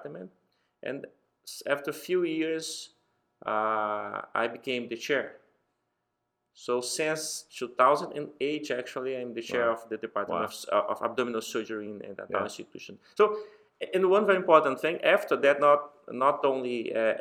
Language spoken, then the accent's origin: English; Brazil; I'm from Brazil.